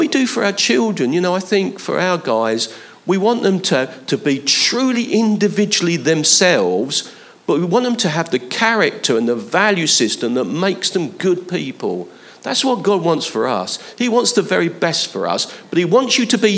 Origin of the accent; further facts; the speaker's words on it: London, United Kingdom; Where I was born I wasn't born in London, but where I grew up, Leighton and Hackney was about 3 miles away